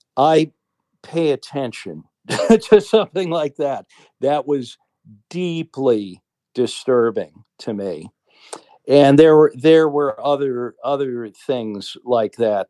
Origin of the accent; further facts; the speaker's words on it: Cleveland, Ohio, United States; moved away as an adult; also born or lived in New York; now in Sweden; I loved Cleveland and, uh, I loved my home, all my roots were there